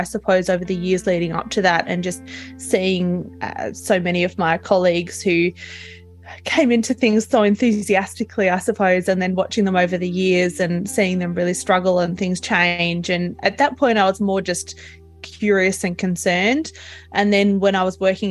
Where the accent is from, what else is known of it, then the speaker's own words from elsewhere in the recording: Tasmania, Australia; I'm from Australia, I'm from Tasmania, so the island right down the bottom.